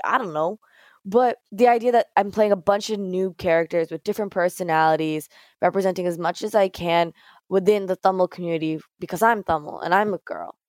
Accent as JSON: {"language": "English", "town": "Mississauga", "region": "Ontario", "country": "Canada", "tie": "born or raised there", "said": "growing up in Mississauga, near Toronto"}